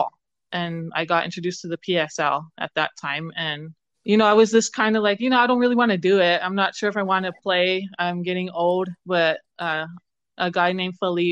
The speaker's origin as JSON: {"language": "English", "town": "Gallup", "region": "New Mexico", "country": "United States", "tie": "born or raised there", "moved": "as an adult", "lives_now": "Albuquerque, United States", "said": "I grew up in Gallup, New Mexico, which is 2 hours west of Albuquerque. I currently live in Albuquerque."}